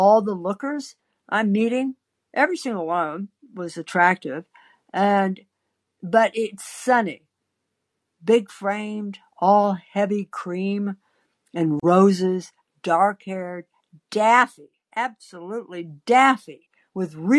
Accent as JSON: {"language": "English", "region": "Midwest", "country": "United States", "tie": "born or raised there", "said": "I was born in the Midwest, the heart of the country in the sticks in a schoolhouse."}